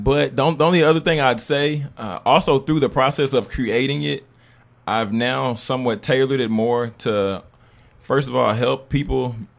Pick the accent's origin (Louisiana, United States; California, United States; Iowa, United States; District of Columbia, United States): Louisiana, United States; Baton Rouge; I am originally from Baton Rouge, Louisiana.